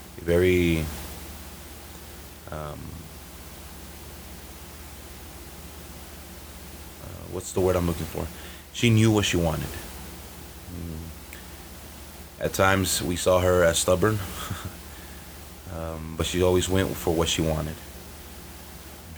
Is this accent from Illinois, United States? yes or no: yes; Chicago, Illinois, United States; also born or lived in Aurora, Illinois; That's 45 minutes west of Chicago, my hometown